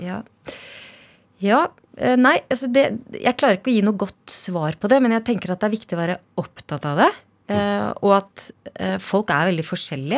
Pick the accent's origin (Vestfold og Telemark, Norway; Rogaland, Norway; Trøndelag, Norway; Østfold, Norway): Østfold, Norway; Sarpsborg; Jeg vokste opp i Kullås